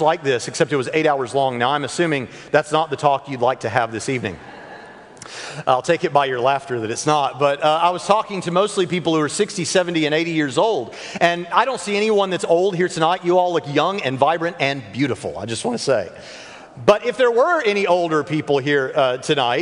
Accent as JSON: {"language": "English", "town": "Nashville", "region": "Tennessee", "country": "United States", "tie": "born or raised there", "also_born_or_lived": "Jacksonville, Florida", "moved": "yes", "lives_now": "Evansville, United States", "said": "I for the first 10 years of my life, I lived in Jacksonville, Florida, which, as we all know, is a poor man's Alabama, but I lived in Jacksonville, Florida. And then from 10 on, I lived in Nashville, Tennessee."}